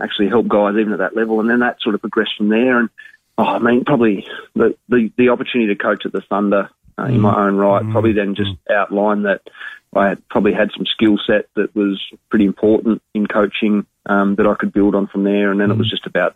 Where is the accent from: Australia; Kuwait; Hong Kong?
Australia; Blue Mountains, New South Wales; now in Adelaide, Australia; I grew up in the Blue Mountains in New South Wales